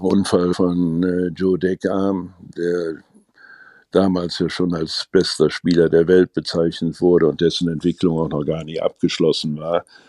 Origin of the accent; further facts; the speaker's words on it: Gummersbach, North Rhine-Westphalia, Germany; meine Heimatstadt.